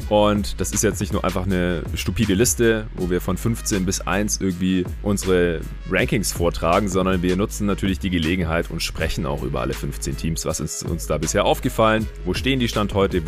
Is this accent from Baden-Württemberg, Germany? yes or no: yes; Stuttgart, Baden-Württemberg, Germany; moved away; Ich bin ja noch bis Anfang nächster Woche hier in Stuttgart in meiner alten Heimat